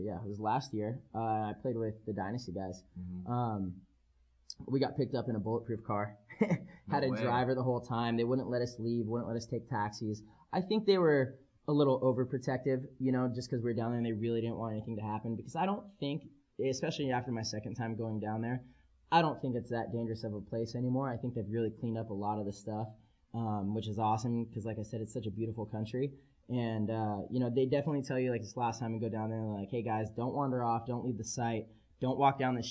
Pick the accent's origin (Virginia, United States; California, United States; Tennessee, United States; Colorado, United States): California, United States; San Diego; I'm a kid from San Diego